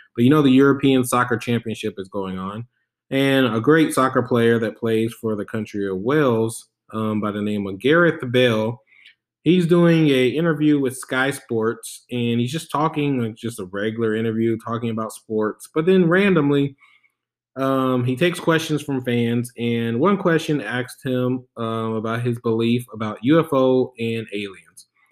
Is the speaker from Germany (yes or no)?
yes; Germany; I was born in Germany